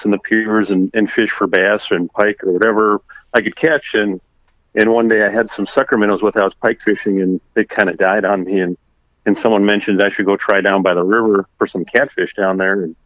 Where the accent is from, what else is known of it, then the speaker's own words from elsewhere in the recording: Lake Vermilion, Minnesota, United States; now in Jordan, United States; I grew up on Lake Vermilion, which a lot of people are familiar with in Minnesota